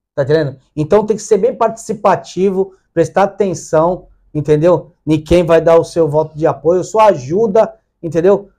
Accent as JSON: {"language": "Portuguese", "town": "Santos", "region": "São Paulo", "country": "Brazil", "said": "sou lá de uma comunidade carente, né? lá do Dique da Vila Gilda"}